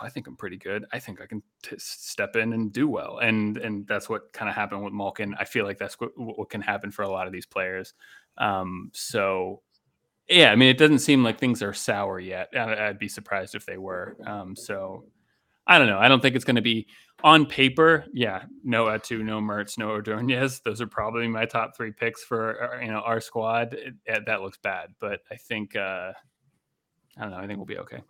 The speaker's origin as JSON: {"language": "English", "town": "Pittsburgh", "region": "Pennsylvania", "country": "United States", "tie": "born or raised there", "said": "growing up in Pittsburgh"}